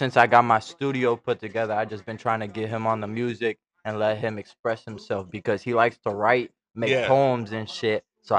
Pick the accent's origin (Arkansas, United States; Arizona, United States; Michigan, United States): Michigan, United States; as a kid, we grew up in Michigan.